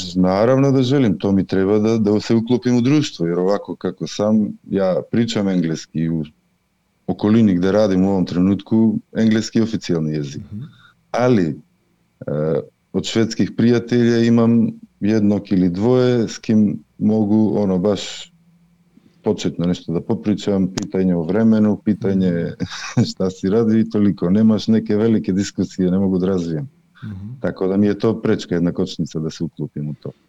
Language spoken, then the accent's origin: Croatian; North Macedonia; moved away as an adult; now in Sweden; dolazim iz Makedonije, meni je i tamo bilo dobro, ali sam sledio ovdje u svoju suprugu.